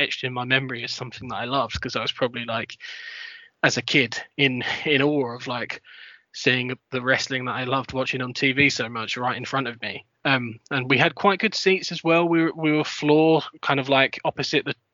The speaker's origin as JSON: {"language": "English", "region": "London", "country": "United Kingdom", "tie": "born or raised there", "said": "I grew up in London"}